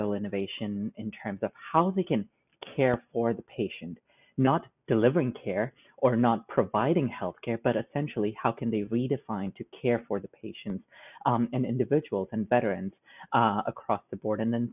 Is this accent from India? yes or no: yes; India; moved away as an adult; now in United States; I grew up in India, which is a land of over 1.2 billion people.